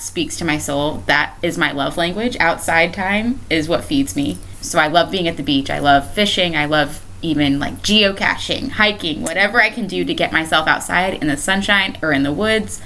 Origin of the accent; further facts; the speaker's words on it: Cocoa, Florida, United States; I'm born and raised in Brevard County. Um, so, I'm a Cocoa, Florida native. I've lived here my entire life.